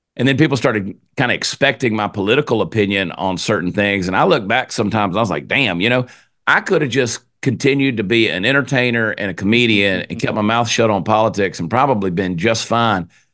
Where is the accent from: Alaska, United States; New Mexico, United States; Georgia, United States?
Georgia, United States; moved away as an adult; now in Texas, United States; I'm from Georgia. I live in Texas now. I've been in Texas now for 22 years, but I grew up in Georgia.